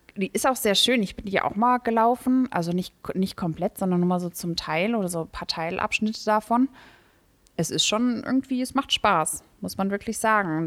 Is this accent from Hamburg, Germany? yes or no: no; Leusel, Hesse, Germany; Ich komme aus Leusel